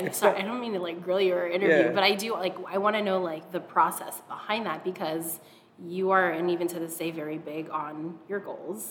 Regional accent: Seattle, Washington, United States; also born or lived in Hawaii; We moved to Seattle from Hawaii, like in third grade

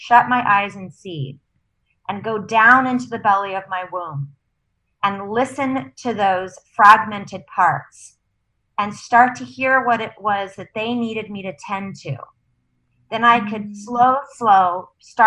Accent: San Diego, California, United States; I grew up in San Diego, only child

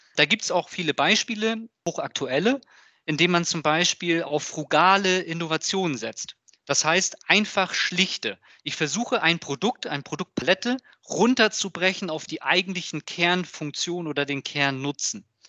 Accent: Hamburg, Germany; ich komme ja aus Hamburg

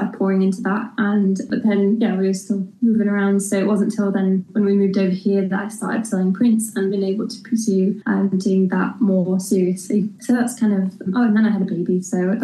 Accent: York, Yorkshire and the Humber, United Kingdom; moved away as an adult; now in Ballymena, United Kingdom; I'm from York, which is where I grew up and lived there pretty much my whole life.

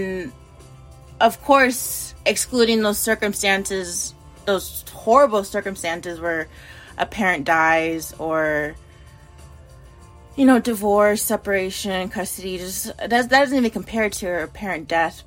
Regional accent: United States; I'm an American

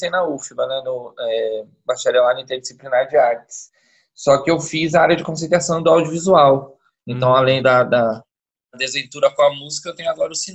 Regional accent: São Paulo, Brazil; now in Salvador, Brazil; eu, eu, moro em Salvador já há 13 anos, e desde que eu vim para cá, né, eu vim do litoral de São Paulo

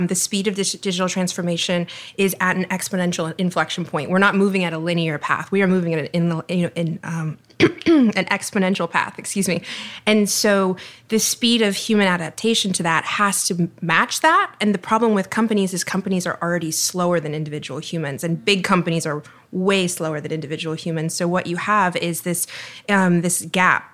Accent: Texas, United States; moved away as an adult; now in Miami, United States; I'm from Texas, but Miami has been my home since I started law school here in 2007

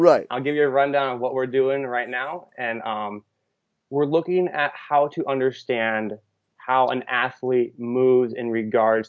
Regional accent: West Coast, United States; moved away as an adult; also born or lived in Midwest / Iowa; I'm actually originally from the West Coast, but I spent my last 6 years in the Midwest.

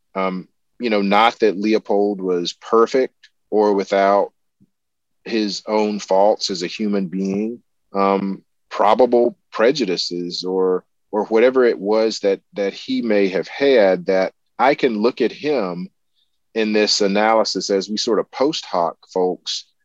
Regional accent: the American South, United States; as a Southerner

